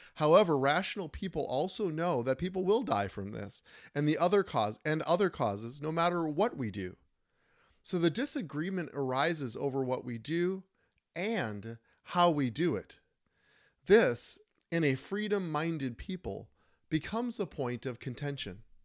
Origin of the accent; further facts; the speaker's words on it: Minnesota, United States; in Minnesota, my home state